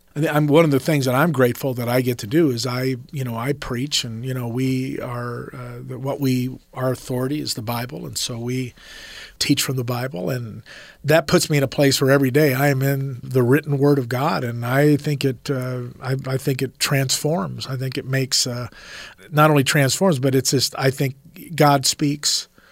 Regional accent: Rialto, California, United States; in the early '70s in Southern California, where we were, I'm from Rialto, California

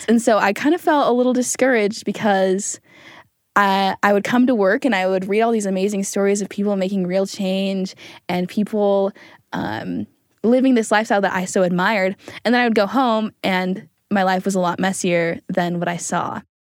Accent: Springville, Utah, United States; I'm from Springfield, Utah

